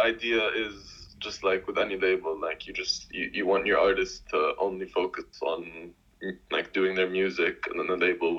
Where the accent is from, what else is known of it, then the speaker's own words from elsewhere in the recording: Jordan; I'm from Jordan. I'm 22 right now. Also currently living in Jordan.